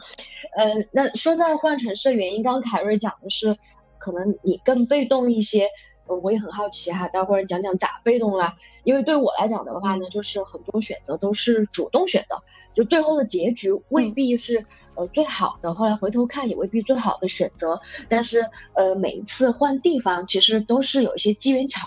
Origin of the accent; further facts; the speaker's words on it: Chengdu, Sichuan, China; moved away as an adult; also born or lived in Shenzhen / Scotland / Thailand; 我是成都人，然后今天是在深圳。其实深圳之前待了七年。然后之后呢，在这个东南亚的穆斯林国家，待会儿会详细展述，啊，然后呃待待了两年，嗯，之后呢去了英国